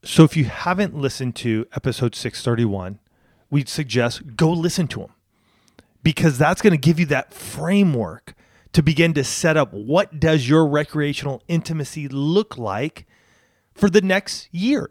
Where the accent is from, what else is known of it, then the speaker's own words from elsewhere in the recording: Banning, California, United States; moved away as an adult; also born or lived in Spokane, Washington / San Diego / Orange County; we were living in Banning, which is where I grew up with my folks.